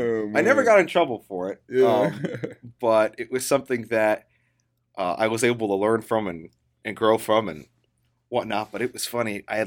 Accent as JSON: {"language": "English", "town": "Chicago", "region": "Illinois", "country": "United States", "tie": "born there", "said": "I was born in Chicago, Illinois, or a suburb of Chicago"}